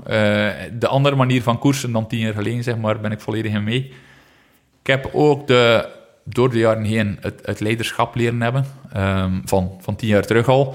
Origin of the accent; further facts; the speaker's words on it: Flanders, Belgium; als Vlaming